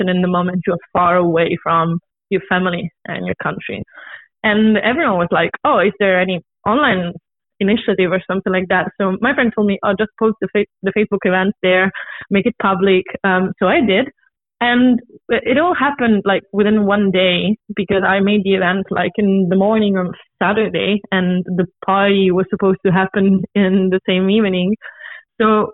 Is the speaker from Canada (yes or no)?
no; Rome, Lazio, Italy; moved away as an adult; now in Copenhagen, Denmark; I'm Italian. I'm originally from Rome, and I've been living here for the past 4 years.